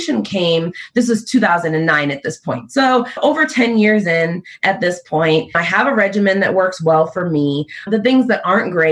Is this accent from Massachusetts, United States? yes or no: yes; Boston, Massachusetts, United States; also born or lived in Stoughton, Massachusetts / Sharon, Massachusetts; born and raised in Massachusetts, originally from Dorchester, but I lived in Stoughton and Sharon for quite some time